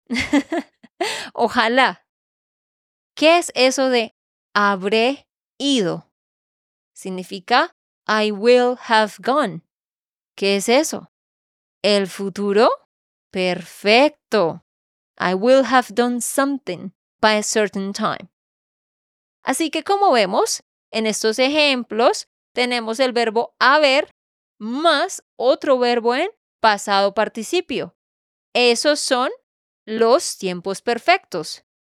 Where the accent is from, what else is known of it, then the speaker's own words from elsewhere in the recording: Santander, Colombia; de Santander, Colombia